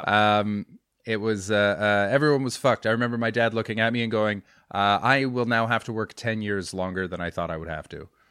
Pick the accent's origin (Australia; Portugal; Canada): Canada; White Rock, British Columbia; moved away as an adult; also born or lived in London; I'm in White Rock actually, which is my hometown.